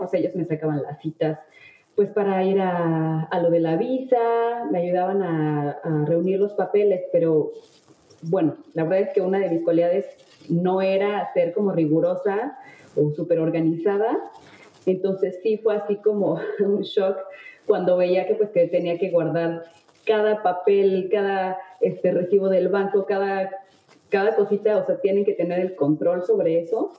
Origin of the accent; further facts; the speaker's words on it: Mexico; moved away as an adult; now in France; soy mexicana